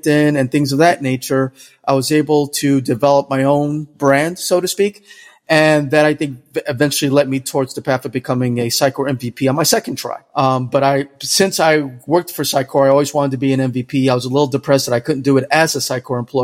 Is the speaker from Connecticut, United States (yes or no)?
no; New York, United States; now in Jacksonville, United States; I'm originally from New York, what you would call a New Yorker, but I'm also Dominican. I currently live in Jacksonville, Florida